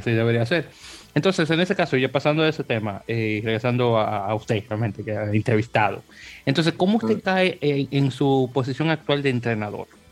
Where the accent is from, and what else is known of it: Dominican Republic